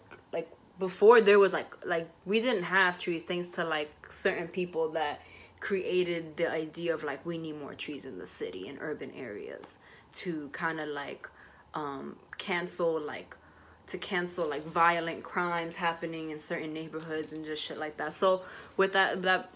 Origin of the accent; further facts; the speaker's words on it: New York City, New York, United States; where I grew up in the South Bronx